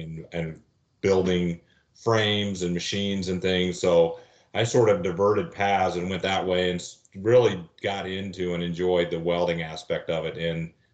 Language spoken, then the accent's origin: English; Lafayette, Indiana, United States; I grew up in Lafayette, Indiana, and it was my dad and my family